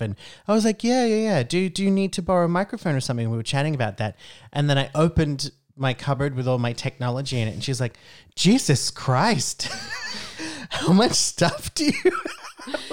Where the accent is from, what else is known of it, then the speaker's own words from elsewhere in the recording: Brisbane, Queensland, Australia; moved away as an adult; now in Iceland; I grew up in Australia